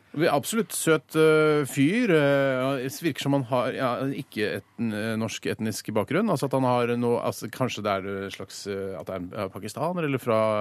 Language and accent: Norwegian; Norway; jeg er jo norsk